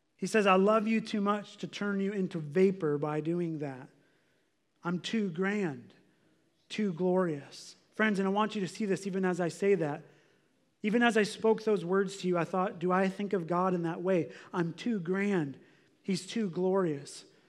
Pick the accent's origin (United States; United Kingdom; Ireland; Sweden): United States; we're American